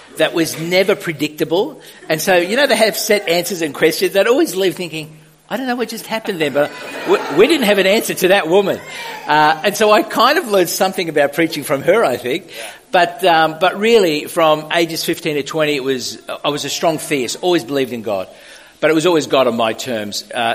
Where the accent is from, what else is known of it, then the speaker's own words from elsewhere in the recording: Sydney, New South Wales, Australia; Well, I mean, you don't see yourself as a Maltese kid growing up in the West. You just grow up, then you discover, it might have been different from some experience, similar to others. So we grew up on a farm